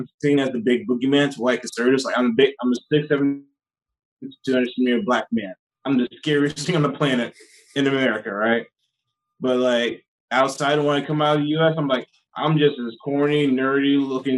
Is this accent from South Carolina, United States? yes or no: yes; South Carolina, United States; moved away as an adult; now in South Korea; I'm from South Carolina, but I live in South Korea.